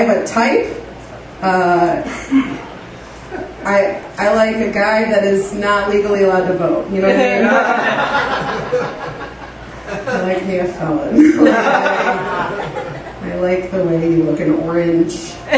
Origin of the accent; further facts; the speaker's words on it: Joliet, Illinois, United States; I came from Joliet